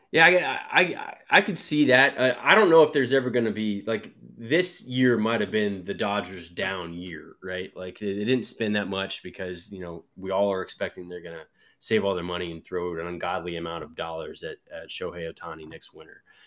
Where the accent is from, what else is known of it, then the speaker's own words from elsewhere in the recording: Dallas, Texas, United States; I grew up in Dallas